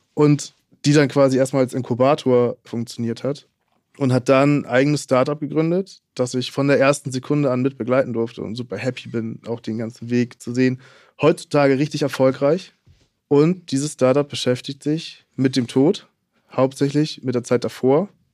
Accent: Hamburg, Germany; Ich komme aus Hamburg

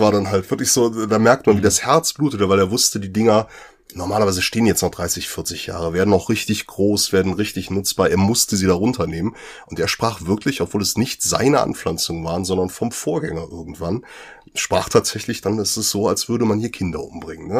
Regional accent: North Rhine-Westphalia, Germany; Ich komme ja oben aus der Kante der Braunkohletagebauten

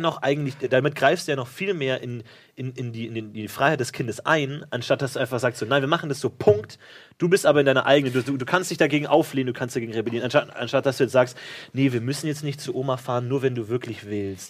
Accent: Bavaria, Germany; ich bin ja in Bayern aufgewachsen

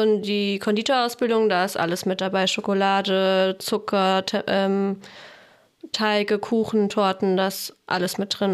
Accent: Fulda, Hesse, Germany; now in Essen, Germany; wir kommen ursprünglich kommen wir aus Fulda, wohnen aber jetzt seit fünf Jahren in Essen

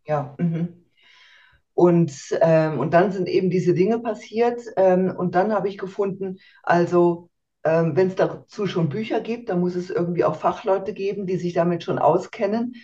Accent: Germany; moved away as an adult; now in Switzerland; in Deutschland aufgewachsen, äh, geboren und aufgewachsen

